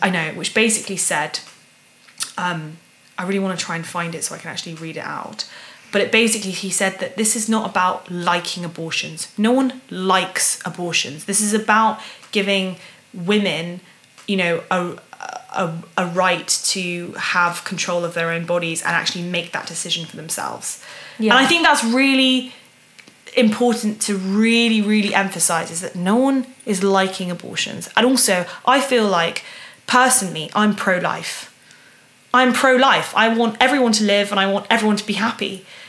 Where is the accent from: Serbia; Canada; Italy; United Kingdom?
United Kingdom; a British a, U, a woman from the UK